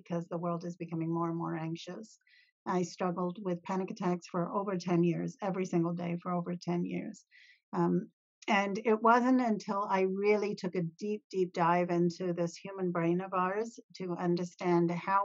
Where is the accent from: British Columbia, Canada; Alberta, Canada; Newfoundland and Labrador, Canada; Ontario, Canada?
Ontario, Canada; I'm from Ontario, Canada